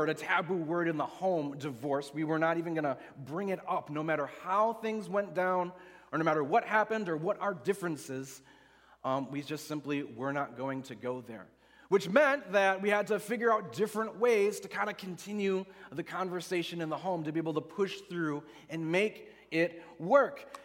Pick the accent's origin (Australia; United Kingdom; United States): United States; West Allis, Wisconsin; also born or lived in Oconomowoc, Wisconsin; I grew up in West Allis, Wisconsin, so down by Milwaukee, but I lived most of my life in Oconomowoc, which is west of here about an hour